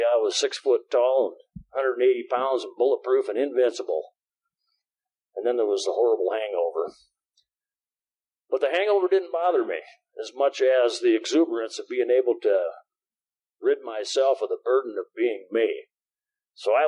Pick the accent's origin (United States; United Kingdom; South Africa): United States; Jefferson, South Dakota; moved away as an adult; also born or lived in Sioux City, Iowa / Sioux Falls, South Dakota; I spent the first 18 years of my life in my hometown of Jefferson, South Dakota